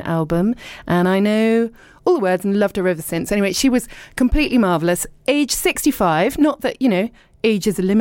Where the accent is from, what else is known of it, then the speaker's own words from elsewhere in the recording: Dorset, South West England, United Kingdom; also born or lived in Richmond / London; now in East Sheen, United Kingdom; I was born in Richmond, and then I was brought up in Dorset